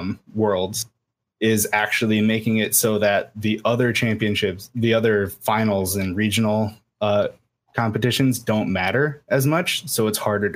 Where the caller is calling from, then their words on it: Iowa, United States; I'm from Iowa.